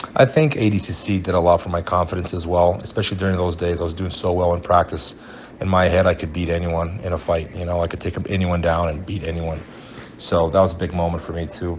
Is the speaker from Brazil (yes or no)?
yes; Brazil; now in United States; I moved to Brazil when I was five years old, and uh, I went to school in Brazil